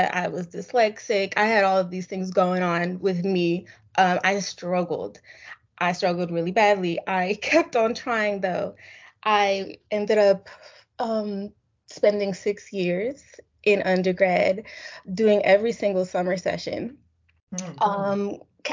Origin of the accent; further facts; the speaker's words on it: Springfield, Massachusetts, United States; moved away as an adult; also born or lived in Philadelphia; I'm from Springfield, Massachusetts